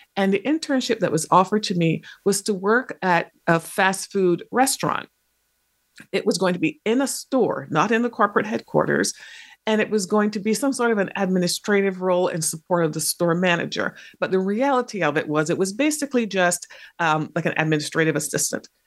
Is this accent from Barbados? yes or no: yes; Barbados; also born or lived in England; now in United States; I spent most of my formative years in the Caribbean, which is where my parents had come from, um, and they had met in England. And, in that place was in Barbados.